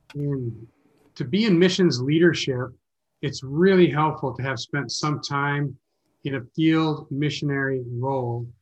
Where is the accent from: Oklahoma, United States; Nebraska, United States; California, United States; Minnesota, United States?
Minnesota, United States; Minneapolis; moved away as an adult; also born or lived in Zagreb, Croatia / Sarajevo, Bosnia and Herzegovina / Canada; now in Orlando, United States; I'm from Minneapolis